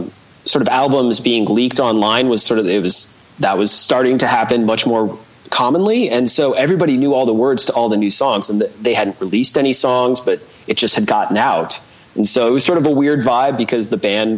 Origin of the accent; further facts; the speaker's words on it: outside of Cleveland, Ohio, United States; moved away as an adult; also born or lived in West Coast; I was born and raised in, outside of Cleveland. The place I grew up was about 25 minutes southeast of Cleveland.